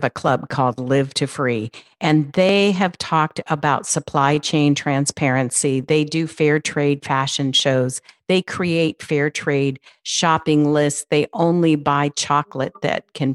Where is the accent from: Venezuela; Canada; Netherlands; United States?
United States; California; I'm from California